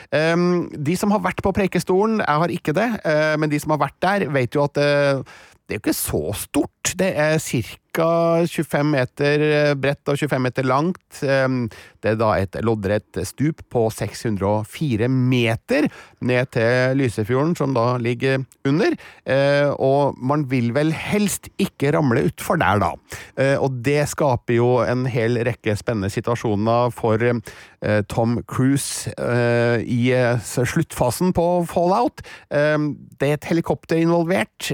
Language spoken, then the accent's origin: Norwegian; Trøndelag, Norway; som trønder